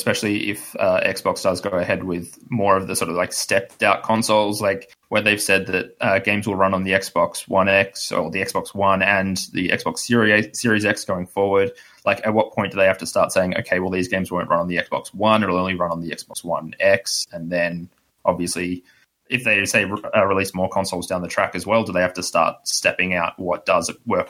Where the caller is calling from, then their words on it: Melbourne, Victoria, Australia; from Melbourne, Australia.